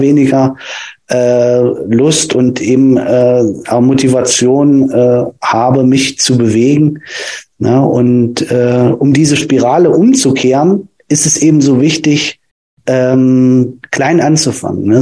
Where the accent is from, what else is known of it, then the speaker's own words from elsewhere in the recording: Nordhausen, Thuringia, Germany; Ich komme ähm, aus Thüringen, aus äh, Nordhausen